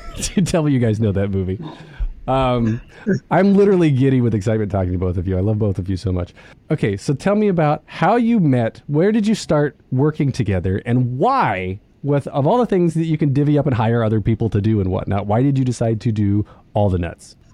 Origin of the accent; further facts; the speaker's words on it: New York City, New York, United States; as new yorkers you know we know i'm getting i'm getting my accent already